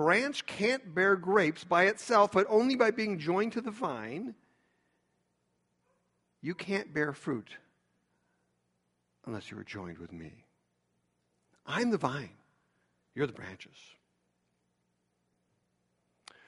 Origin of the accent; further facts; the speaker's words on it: Chicago, Illinois, United States; I'm from Chicago